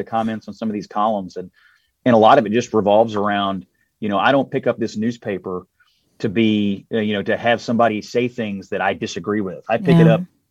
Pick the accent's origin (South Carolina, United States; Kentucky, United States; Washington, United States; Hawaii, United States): Kentucky, United States; Louisville; the Courier Journal, my hometown paper in Louisville